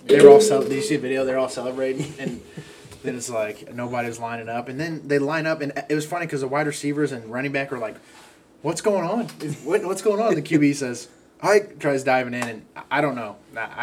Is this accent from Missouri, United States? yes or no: yes; Missouri, United States; we're from Missouri.